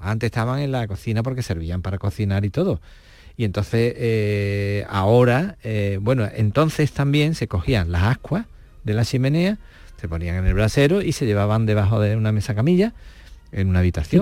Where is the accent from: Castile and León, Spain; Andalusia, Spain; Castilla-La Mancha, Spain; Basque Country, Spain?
Andalusia, Spain; Cortes de la Frontera; moved away; estoy en mi pueblo